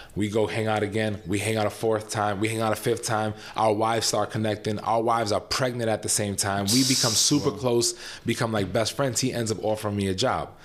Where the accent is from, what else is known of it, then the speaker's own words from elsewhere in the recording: New York City, New York, United States; moved away as an adult; also born or lived in Lafayette, Louisiana; now in Chicago, United States; I'm born and raised in New York City